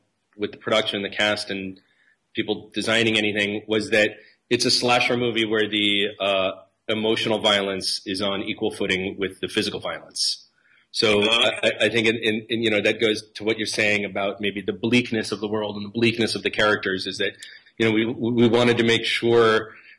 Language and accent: English; East Coast of the United States, United States; moved away as an adult; now in California, United States; from the East Coast of the United States.